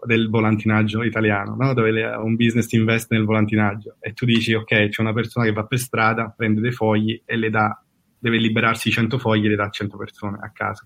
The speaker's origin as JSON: {"language": "Italian", "town": "Caserta", "region": "Campania", "country": "Italy", "moved": "as an adult", "lives_now": "San Francisco Bay Area, United States", "said": "sono di Caserta"}